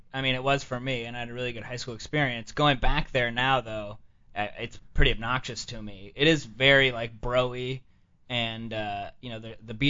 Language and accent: English; San Diego, California, United States; San Diego.